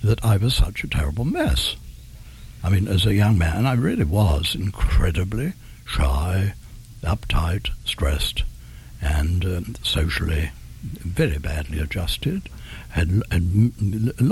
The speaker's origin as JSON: {"language": "English", "region": "England", "country": "United Kingdom", "said": "I'm English."}